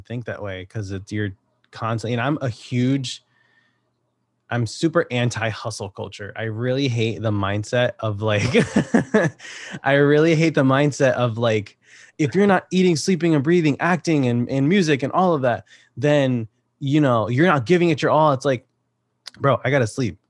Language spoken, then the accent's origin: English; Connecticut, United States; I'm from Connecticut